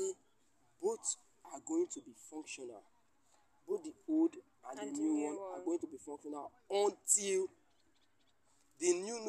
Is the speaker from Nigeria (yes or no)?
yes; Nigeria; I'm just a Nigerian.